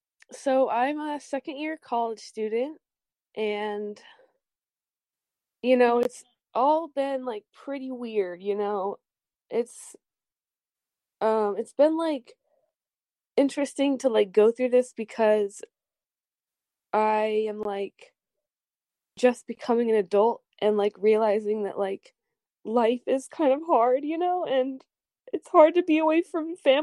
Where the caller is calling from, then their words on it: Bellingham, Washington, United States; Hi, I'm calling in from Bellingham.